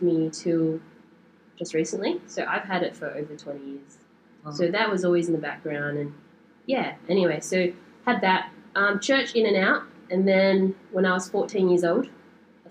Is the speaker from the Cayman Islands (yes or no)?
no; Australia; I'm Australian-born Chinese